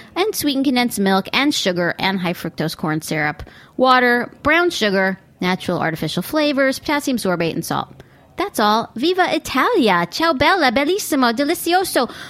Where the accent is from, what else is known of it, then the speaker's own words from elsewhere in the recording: United States; I'm still an American, cosmopolitan as I may be.